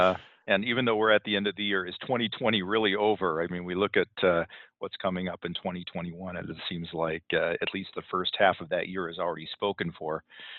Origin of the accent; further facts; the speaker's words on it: California, United States; now in Utah, United States; where I've lived for 20, 25 years now. I'm originally from Southern California.